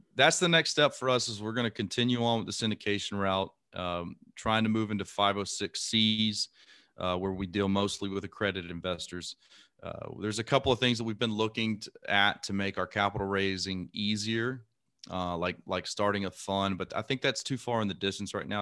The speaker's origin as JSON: {"language": "English", "town": "Lake Charles", "region": "Louisiana", "country": "United States", "tie": "born or raised there", "also_born_or_lived": "Imperial Beach, California / Panama City, Florida", "moved": "yes", "said": "I grew up in Lake Charles, Louisiana"}